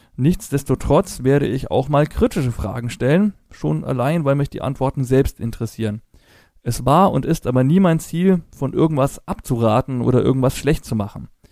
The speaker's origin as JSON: {"language": "German", "region": "Franconia", "country": "Germany", "said": "Als Franke spreche ich Englisch very well"}